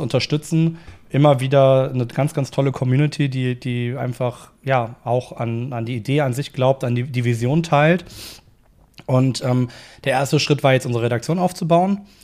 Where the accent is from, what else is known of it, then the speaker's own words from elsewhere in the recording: Cologne, North Rhine-Westphalia, Germany; Also ich komme aus Köln